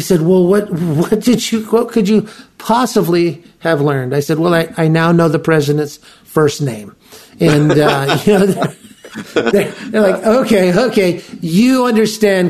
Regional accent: United States; as an American

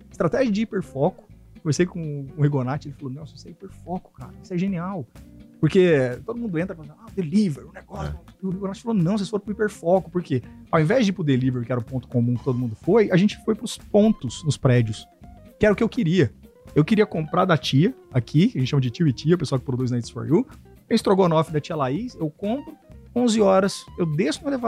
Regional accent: Jataí, Goiás, Brazil; moved away as an adult; also born or lived in Cuiabá, Mato Grosso; eu sou de Jataí, interior de Goiás. Aí eu fui fazer faculdade em Cuiabá, Mato Grosso. Fiquei 16 anos lá.

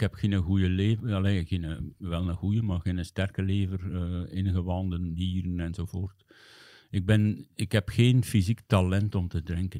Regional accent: Hamme, Flanders, Belgium; ik ben opgegroeid in de jeugd van Vigor Hamme, hè, de club van mijn thuisdorp

